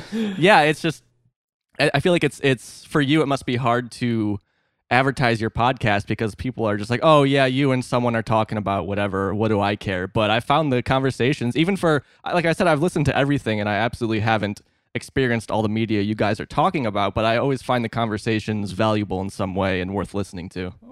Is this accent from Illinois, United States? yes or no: yes; Northeast Illinois, United States; I'm actually from Northeast Illinois, so like an hour and a half outside of Chicago is where I spent most of my life.